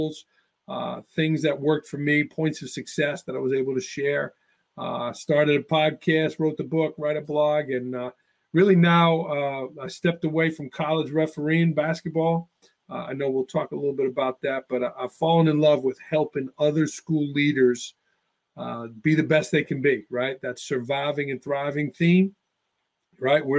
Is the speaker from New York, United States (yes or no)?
yes; New York City, New York, United States; moved away as an adult; also born or lived in Greensboro, North Carolina / Tuscany, Italy / Port Jervis, New York; now in Northeast Pennsylvania, United States; I grew up in Staten Island, New York, so I am a native New Yorker. You might hear a little bit of an accent